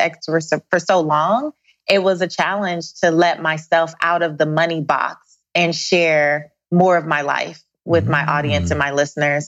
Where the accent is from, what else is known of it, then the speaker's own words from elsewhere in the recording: Los Angeles, California, United States; now in South Pasadena, United States; South Central Los Angeles